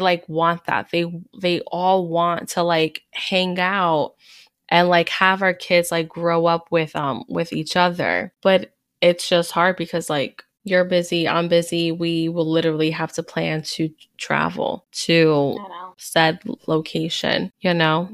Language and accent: English; Hudson County, New Jersey, United States; I'm actually from North, you know, North Jersey, Hudson County